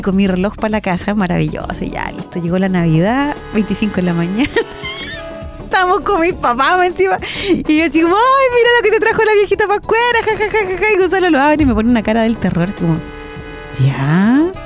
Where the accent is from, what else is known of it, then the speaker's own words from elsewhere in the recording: Chile; como buen chileno